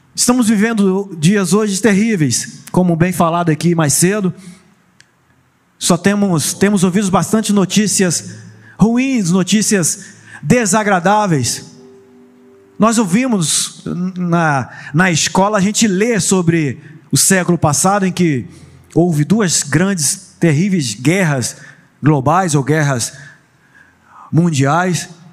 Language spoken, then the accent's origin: Portuguese; Vila Velha, Espírito Santo, Brazil; now in Cabo Frio, Brazil; eu não sou de Cabo Frio, eu não sou do Rio de Janeiro, eu sou lá da bela Vila Velha, Espírito Santo